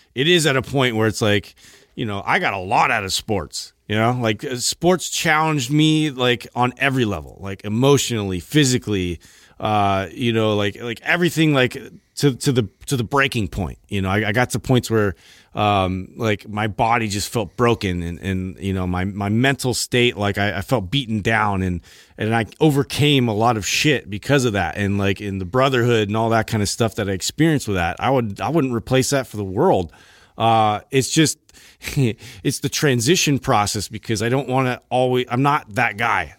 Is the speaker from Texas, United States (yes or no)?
no; Santa Cruz, California, United States; me growing up in Santa Cruz